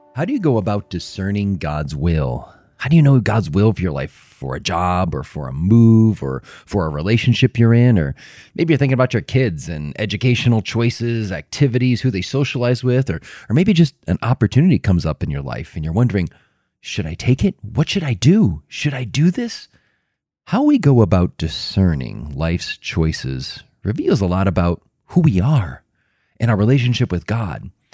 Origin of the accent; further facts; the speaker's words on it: Chicago, Illinois, United States; I grew up in Chicago. I lived in, in Chicago about a mile from Wrigley Field, from the north side